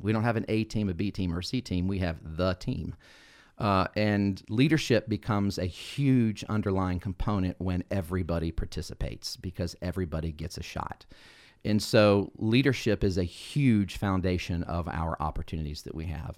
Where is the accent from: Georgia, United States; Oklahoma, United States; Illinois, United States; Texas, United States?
Georgia, United States; Carrollton; I grew up here in Carrollton